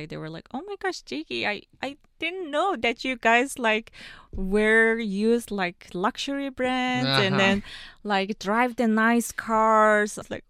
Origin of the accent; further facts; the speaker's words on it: Ulaanbaatar, Mongolia; moved away; I was actually raised in just a normal family. And I was born and raised in the capital city, Ulaanbaatar.